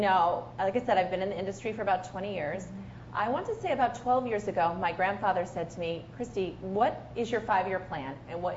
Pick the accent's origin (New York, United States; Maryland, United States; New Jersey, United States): New York, United States; Albany area; I actually got an offer from the Times Union, which is pretty much in my hometown